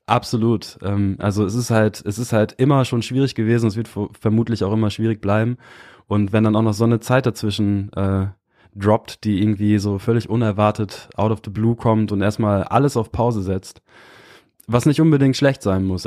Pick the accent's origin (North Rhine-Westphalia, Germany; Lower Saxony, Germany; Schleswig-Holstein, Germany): Lower Saxony, Germany; near Osnabrück, rural; moved away as an adult; also born or lived in Kiel; ich bin äh, so ein richtig klassisches Dorfkind aus der niedersächsischen Provinz. Bin äh, äh, recht behütet aufgewachsen